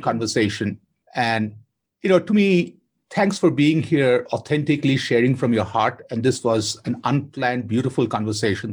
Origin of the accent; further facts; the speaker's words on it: Kolkata, West Bengal, India; I grew up in Kolkata with her